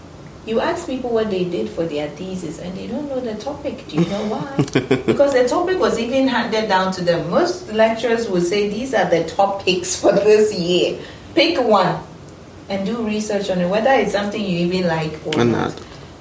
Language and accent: English; Ghana